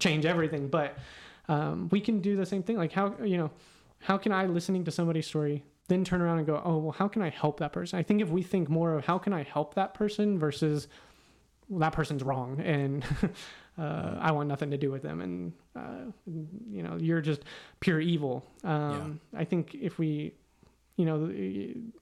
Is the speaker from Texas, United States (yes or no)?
yes; Weatherford, Texas, United States; now in Houston, United States; Houston is a very different place than where I grew up in Weatherford.